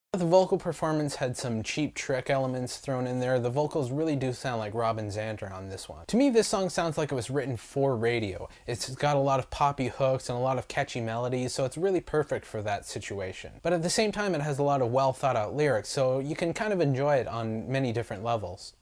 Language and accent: English; South Bay, California, United States; I grew up in the South Bay, so this is, like, finally I'm, like, in the area that I know. It's, like, Torrance, Redondo, Hermosa, Manhattan Beach